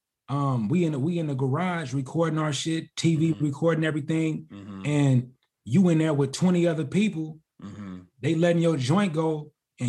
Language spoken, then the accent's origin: English; North Las Vegas, Nevada, United States; born or raised there; also born or lived in West Side, Las Vegas